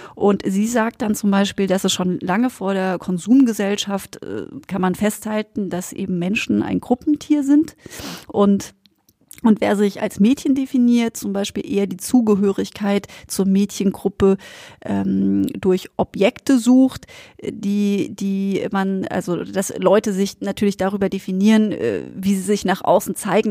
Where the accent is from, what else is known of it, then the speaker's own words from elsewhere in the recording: Black Forest, Baden-Württemberg, Germany; ich bin aus dem Schwarzwald.